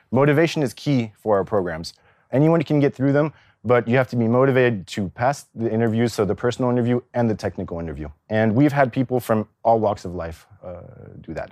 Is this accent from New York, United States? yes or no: no; California, United States; also born or lived in Paris, France; now in Zurich, Switzerland; I grew up in California to French parents